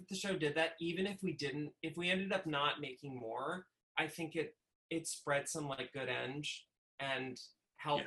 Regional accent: Westchester, New York, United States; where I grew up in Westchester

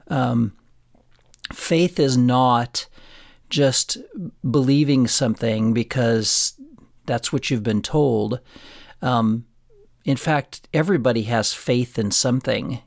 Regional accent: Florence, Colorado, United States; Florence, my hometown that I grew up

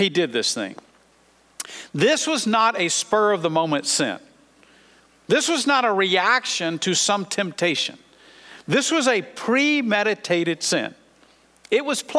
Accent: United States; as American Christians

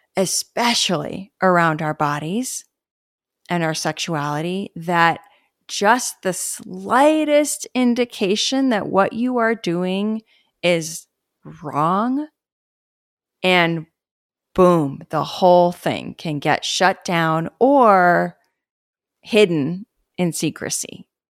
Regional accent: Los Angeles, California, United States; where I grew up in West

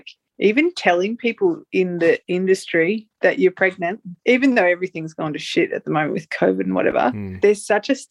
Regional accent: Table Top, New South Wales, Australia; also born or lived in Albury; now in Macedon Ranges, Australia; I was born in Albury, which is just over the border of New South Wales and Victoria, and grew up in a place called Tabletop, which is about 20 minutes out of Albury.

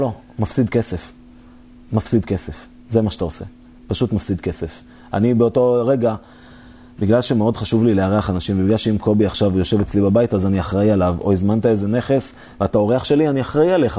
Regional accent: Israel

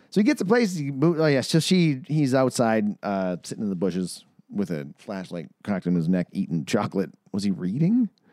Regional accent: Manitoba, Canada; shots out of my hometown, Manitoba

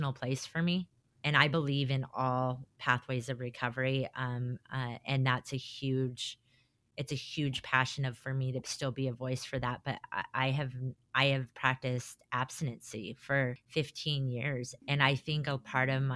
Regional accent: Colorado, United States; moved away as an adult; now in Utah, United States; I'm not from Utah. I'm from Colorado, not Utah.

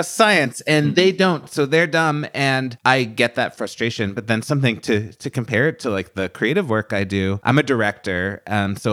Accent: Massachusetts, United States; I grew up in Massachusetts

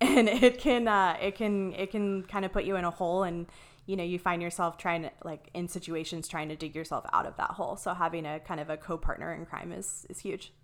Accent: Ohio, United States; moved away as an adult; also born or lived in Columbus, Ohio; now in Arizona, United States; I'm originally from Ohio. Um, I went to, uh, well, I grew up in this really, really tiny, like, super small town.

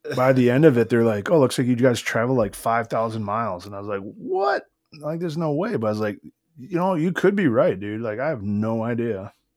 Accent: United States; I'm from America

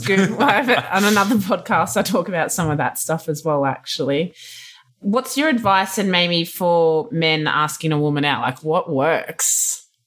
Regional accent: Australia; now in California, United States; being an Aussie and whatnot here

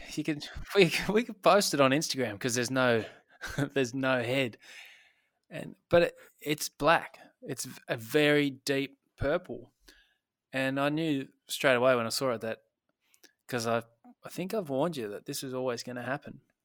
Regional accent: Tasmania, Australia; I'm from Tasmania

